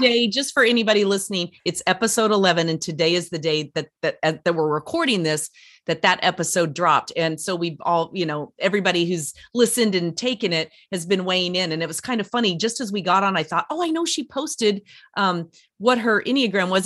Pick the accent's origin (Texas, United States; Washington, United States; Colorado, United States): Colorado, United States; Durango; I'm from Durango originally, so I'm a Colorado